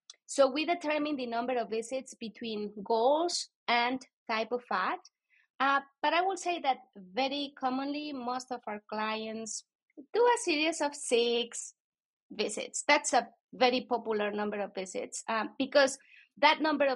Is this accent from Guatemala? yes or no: yes; Guatemala; accent: Latino; moved away; I'm from Guatemala.